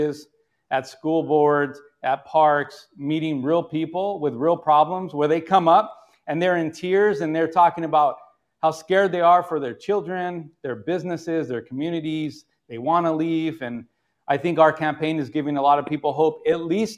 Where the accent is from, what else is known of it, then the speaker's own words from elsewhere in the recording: California, United States; as a Californian